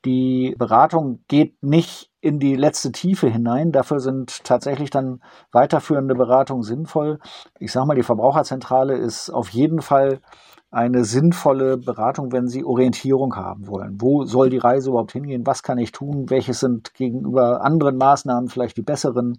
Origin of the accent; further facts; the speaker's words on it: Germany; Bei uns in Deutschland